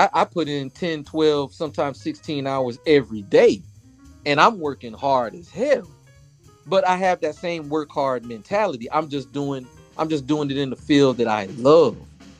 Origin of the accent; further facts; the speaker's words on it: San Francisco, California, United States; moved away; also born or lived in Statesboro, Georgia; growing up in San Francisco